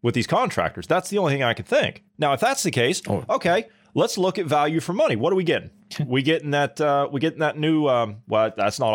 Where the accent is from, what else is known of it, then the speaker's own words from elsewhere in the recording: United States; as an American